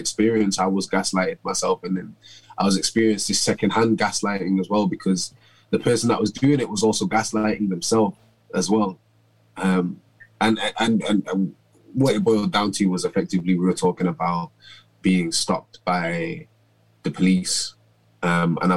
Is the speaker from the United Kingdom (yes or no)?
yes; Manchester, North West England, United Kingdom; I grew up in Moss Side in Manchester